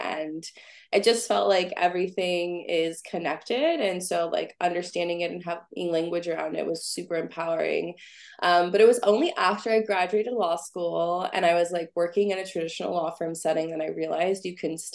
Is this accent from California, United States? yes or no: yes; San Francisco Bay Area, California, United States; I'm originally from the San Francisco Bay Area